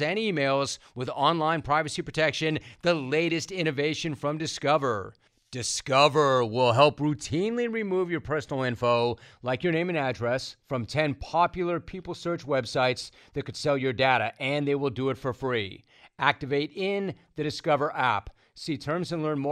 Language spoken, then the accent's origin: English; Hidden Hills, California, United States; I grew up in Hidden Hills. I went to Calabasas High School